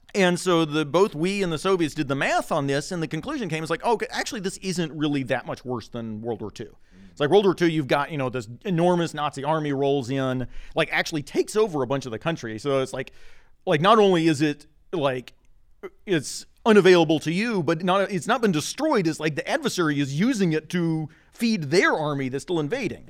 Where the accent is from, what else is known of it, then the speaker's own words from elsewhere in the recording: Oak Ridge, Tennessee, United States; I was, uh, kind of born and raised in the nuclear village. So I'm from Oak Ridge, Tennessee